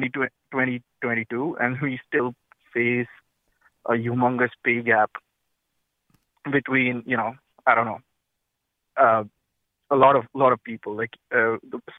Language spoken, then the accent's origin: English; India; moved away as an adult; now in South Windsor, United States; I am from India. I work here in South Windsor as an engineer